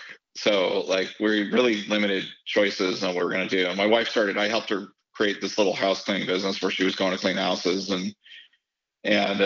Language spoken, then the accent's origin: English; Canada; also born or lived in United States; I'm from Canada